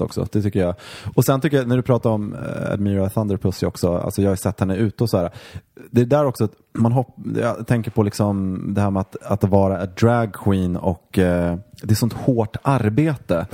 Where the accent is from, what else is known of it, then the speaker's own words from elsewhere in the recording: Mora, Dalarna County, Sweden; moved away; när jag växte upp i Mora